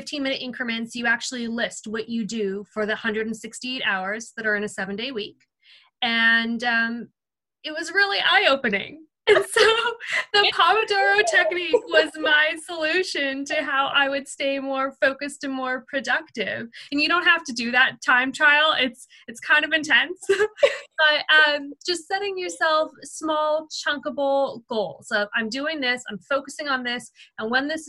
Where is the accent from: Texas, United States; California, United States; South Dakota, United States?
California, United States; Seal Beach; this is actually my hometown. I'm in Seal Beach, California